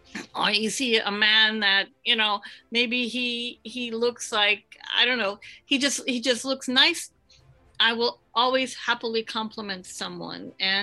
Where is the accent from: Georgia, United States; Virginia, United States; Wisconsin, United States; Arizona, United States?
Wisconsin, United States; moved away; I'm from Wisconsin. We're kind of humble up there.